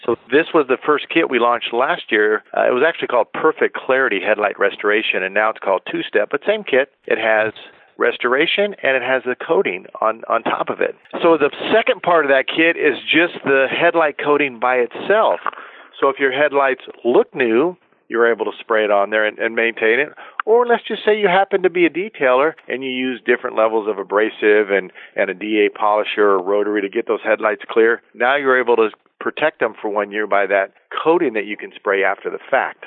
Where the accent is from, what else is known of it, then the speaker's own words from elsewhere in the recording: Carlsbad, California, United States; moved away as an adult; I grew up in Carlsbad, California, Carlsbad